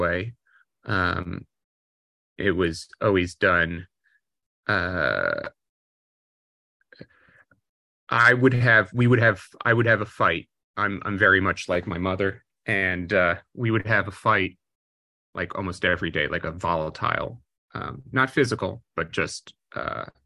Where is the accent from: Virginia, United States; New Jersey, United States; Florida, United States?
New Jersey, United States; Maplewood; also born or lived in New York; I was born in New York, but grew up in a suburb of New York, in New Jersey, called Maplewood, New Jersey